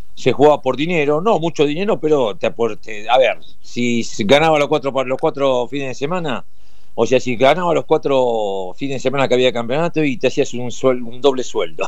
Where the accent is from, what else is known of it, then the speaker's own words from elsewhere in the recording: Argentina; Yo viví en Bransen 17-37 desde los nueve meses